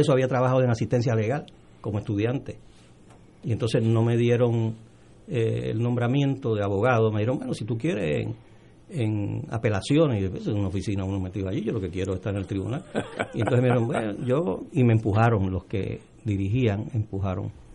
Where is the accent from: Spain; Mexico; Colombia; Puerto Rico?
Puerto Rico; also born or lived in Dominican Republic; yo soy dominicano, yo nací en la República Dominicana, llegué aquí de los dos años, en la época de Trujillo, eh, y, y todo lo que tengo y todo lo que soy se lo debo a Puerto Rico